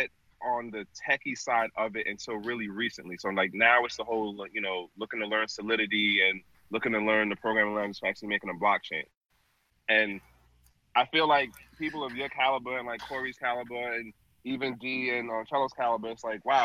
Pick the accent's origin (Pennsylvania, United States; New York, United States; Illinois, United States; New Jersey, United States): New York, United States; New York City; now in Baltimore, United States; originally I'm out of Brooklyn, New York